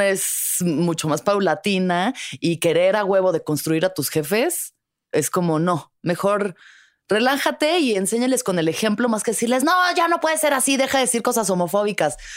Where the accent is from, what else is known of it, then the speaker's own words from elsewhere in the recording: Mexico City, Mexico; yo siempre he vivido en la ciudad capital